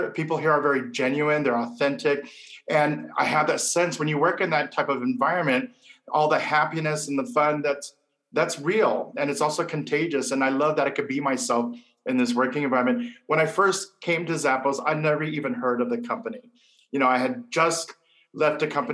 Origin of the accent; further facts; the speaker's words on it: Hawaii, United States; now in Las Vegas, United States; I'm a local island boy from Hawaii